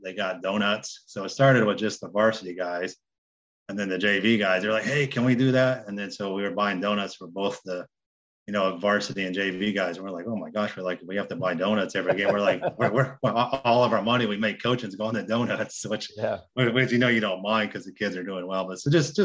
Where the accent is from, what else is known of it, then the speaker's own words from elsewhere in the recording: Indianapolis, Indiana, United States; moved away as an adult; also born or lived in Southeast Ohio; now in Ohio, United States; I'm from Indianapolis